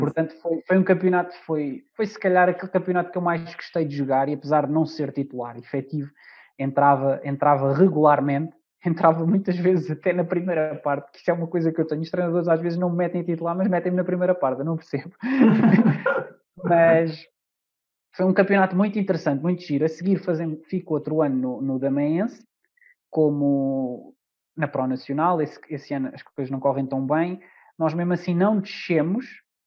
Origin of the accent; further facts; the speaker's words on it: Amadora, Lisbon, Portugal; hoje posso dizer que sou da Amadora